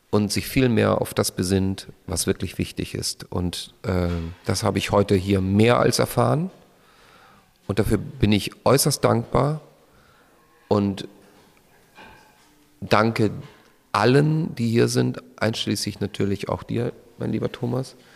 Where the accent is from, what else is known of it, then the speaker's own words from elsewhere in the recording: Austria; dass ich irgendwo in ein anderes Land fliege. Ähm, als Österreicher natürlich.